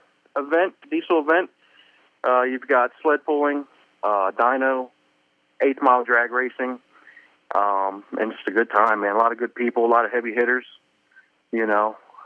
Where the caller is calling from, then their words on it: Manassas, Virginia, United States; I'm in Virginia, Manassas, Virginia.